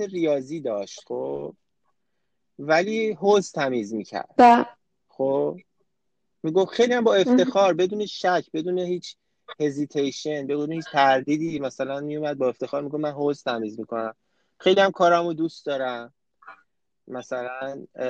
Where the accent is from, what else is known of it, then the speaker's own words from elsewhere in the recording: Iran; moved away as an adult; also born or lived in France; now in Canada; فرهنگی که تو ایران باش بزرگ شدیم